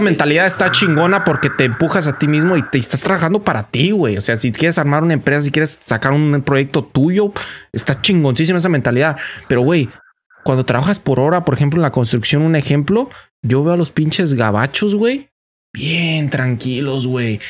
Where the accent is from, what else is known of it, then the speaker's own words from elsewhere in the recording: Mexico; now in United States; uno como mexicano